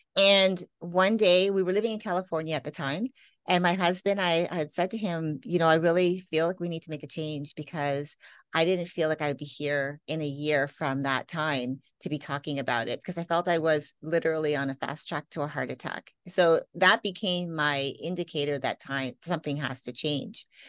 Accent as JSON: {"language": "English", "country": "Canada", "tie": "born or raised there", "also_born_or_lived": "Las Vegas", "moved": "yes", "said": "I grew up in Canada."}